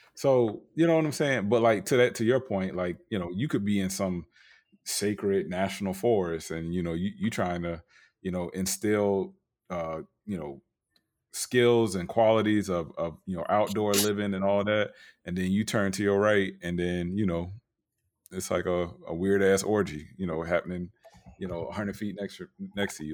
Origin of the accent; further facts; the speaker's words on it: Tampa, Florida, United States; I grew up in Tampa, but, you know, my people from Valdosta, Georgia, Montgomery, Alabama